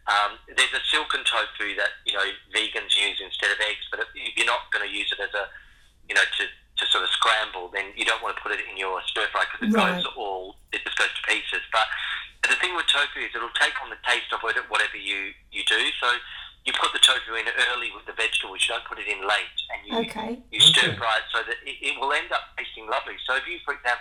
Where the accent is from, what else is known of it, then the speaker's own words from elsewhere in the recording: Western Australia, Australia; moved away; also born or lived in Sydney / London; I grew up in Western Australia and I was in nature an awful lot. But then as my life's gone on and I've lived in bigger cities in Sydney